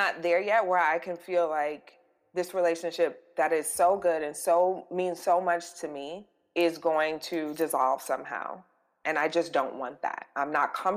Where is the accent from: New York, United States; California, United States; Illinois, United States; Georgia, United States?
New York, United States; New York City; we grew up. We're both from the Bronx